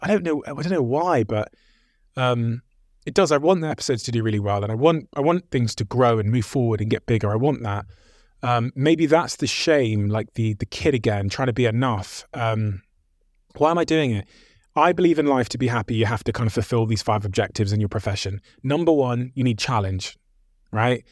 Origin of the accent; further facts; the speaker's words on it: Plymouth, South West England, United Kingdom; also born or lived in Botswana; growing up in Plymouth in like 1994